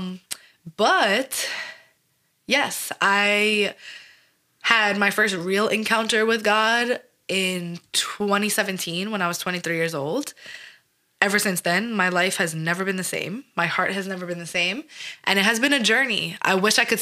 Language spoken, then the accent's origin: English; New York City, New York, United States; I'm born and raised in New York, Staten Island, New York, the slums of Shaolin